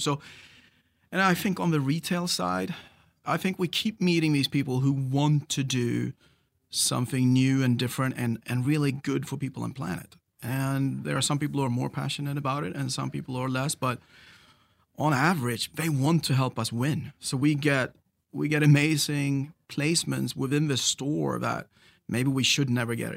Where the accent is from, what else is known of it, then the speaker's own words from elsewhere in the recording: Sweden; moved away; And I grew up on the Swedish West Coast. I'm a Swede originally